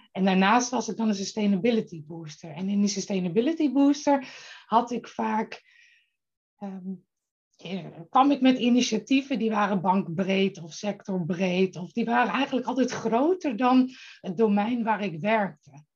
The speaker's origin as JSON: {"language": "Dutch", "region": "Friesland", "country": "Netherlands", "moved": "yes", "lives_now": "Bussum, Netherlands", "said": "ik kom oorspronkelijk uit Friesland."}